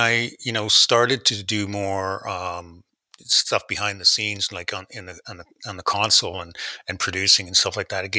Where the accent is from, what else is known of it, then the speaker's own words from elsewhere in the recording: Kitchener, Ontario, Canada; also born or lived in England; That's where we were living at the time when we moved from England. We lived in Kitchener.